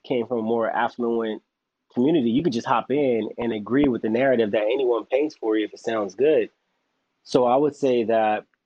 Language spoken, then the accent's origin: English; Los Angeles, California, United States; I'm from South Central Los Angeles. I grew up with gangs